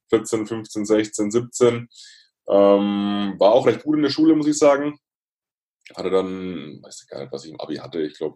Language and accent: German; Bavaria, Germany; Ich komme aus der Nähe von Würzburg, ähm, so